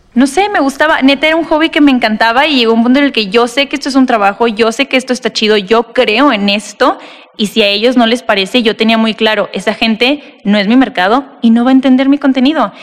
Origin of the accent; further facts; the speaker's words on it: Tijuana, Baja California, Mexico; also born or lived in Monterrey; now in Mexico City, Mexico; yo nací y crecí en Tijuana